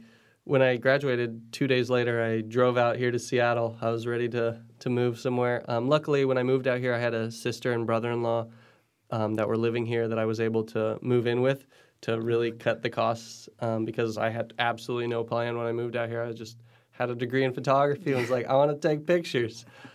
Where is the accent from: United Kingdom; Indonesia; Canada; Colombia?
Indonesia; also born or lived in Philippines / Indiana; I grew up in Indonesia and the Philippines, spent my childhood over there and then Indiana after